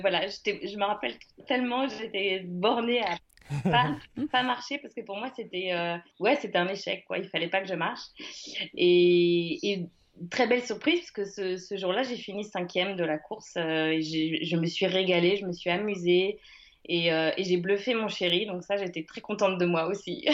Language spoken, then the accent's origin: French; Le Mans, Pays de la Loire, France; moved away as an adult; now in Uzès, France; je suis née au Mans, je suis sartoise et j'ai vécu là-bas jusqu'à mes 18 ans